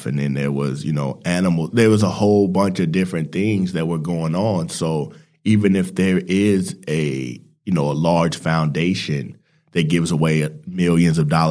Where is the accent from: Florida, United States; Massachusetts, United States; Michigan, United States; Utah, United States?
Utah, United States; Salt Lake City; moved away as an adult; also born or lived in Phoenix, Arizona / Dallas, Texas; now in Melbourne, Australia; So I grew up in Salt Lake City, Utah. I was born in Phoenix, Arizona. I lived in Dallas for about 7 years